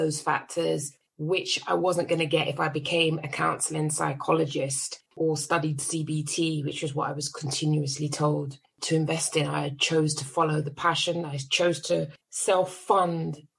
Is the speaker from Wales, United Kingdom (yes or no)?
no; London, United Kingdom; I was raised in Northwest London on an estate called St. Ralph's